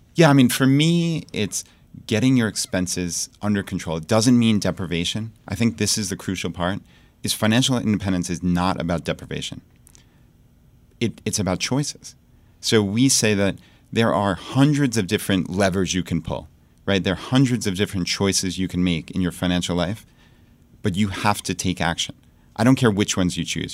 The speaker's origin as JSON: {"language": "English", "area": "Long Island", "region": "New York", "country": "United States", "tie": "born or raised there", "moved": "as an adult", "lives_now": "Richmond, Virginia, United States", "said": "So we moved from Long Island, New York, where we lived our entire lives, and we moved to Richmond, Virginia"}